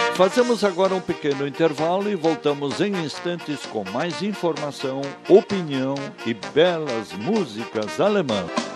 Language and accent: Portuguese; Brazil; Falar bem o português é nossa primeira obrigação como brasileiros